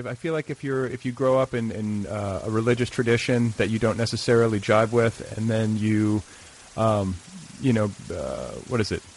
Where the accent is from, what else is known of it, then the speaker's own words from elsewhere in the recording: Milwaukee, Wisconsin, United States; I grew up in Milwaukee.